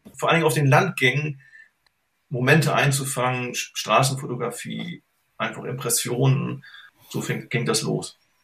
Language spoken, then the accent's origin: German; Germany; bin in der DDR aufgewachsen